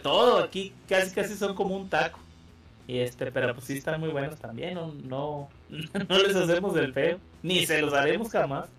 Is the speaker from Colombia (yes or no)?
no; Mexico; como buen mexicano